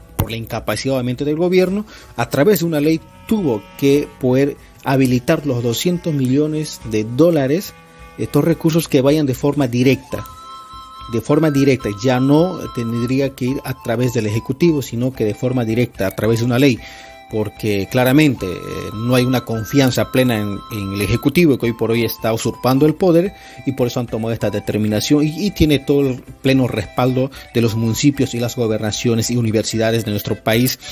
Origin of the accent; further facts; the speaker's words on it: Bolivia; somos bolivianos